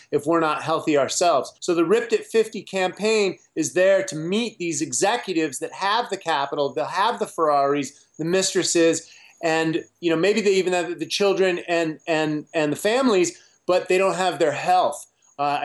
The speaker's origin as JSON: {"language": "English", "country": "United States", "said": "I grew up on Captain Crunch and Pop-Tarts as most American children did"}